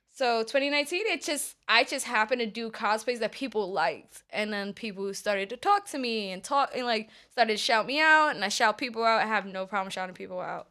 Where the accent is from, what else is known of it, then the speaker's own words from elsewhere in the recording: New York City, New York, United States; I'm from the Bronx